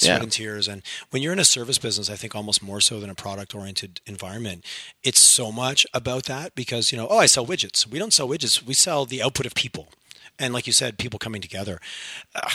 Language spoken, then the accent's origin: English; Montreal, Quebec, Canada; first language English; now in Alberta, Canada; growing up in Montreal and Quebec